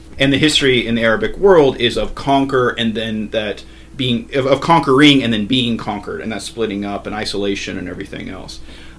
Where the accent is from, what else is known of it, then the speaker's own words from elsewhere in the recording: Las Vegas, Nevada, United States; moved away as an adult; also born or lived in upstate New York; born and raised in Las Vegas.